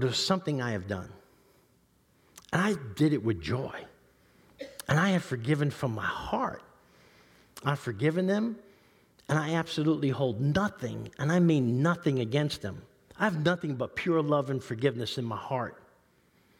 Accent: New York City, New York, United States; I grew up in East Harlem. in the 60s and 70s

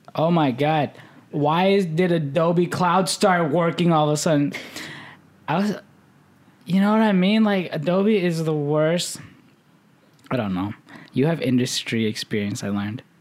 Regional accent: Midwest, United States; growing up in the Midwest

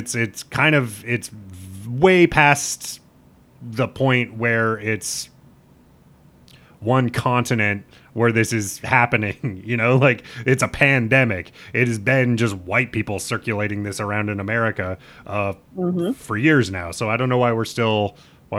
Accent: Nebraska, United States; growing up in Nebraska

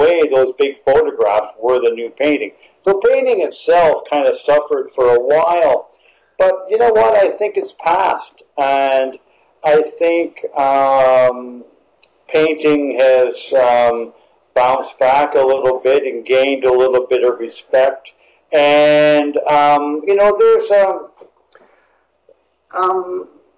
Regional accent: Echo Bay, Ontario, Canada; my experience being a boy and growing up in Northern Ontario

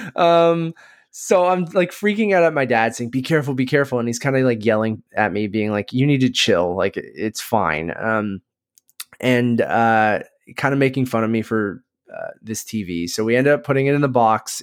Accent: Oshawa, Ontario, Canada; also born or lived in Toronto; I grew up in Oshawa

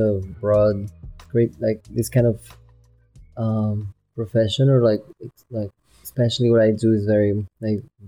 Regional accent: Bogota, Colombia; moved away as an adult; also born or lived in New York / Madrid; I was from South Bogota.

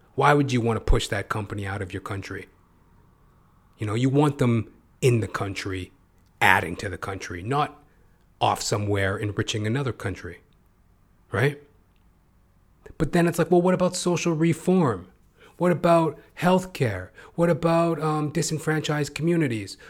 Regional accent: Canada; I'm a Canadian, I'm, I don't live in America

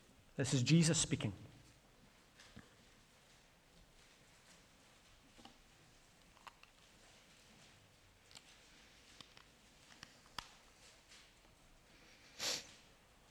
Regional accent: Glasgow, Scotland, United Kingdom; I grew up in Arden, Glasgow

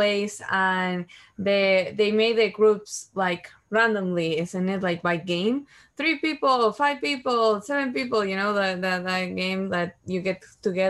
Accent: Uruguay; I'm from Uruguay, and I was 19 years old

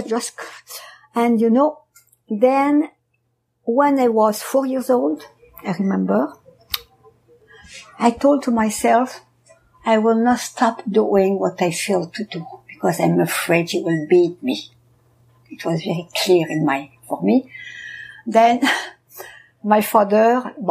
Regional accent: France; I was born in France during the war

